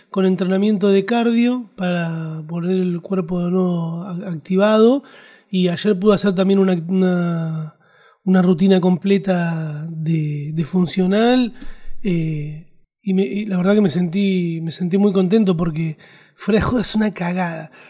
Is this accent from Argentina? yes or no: yes; Argentina; eso digo que somos argentinos, ¿viste? Nos gustan los chistes.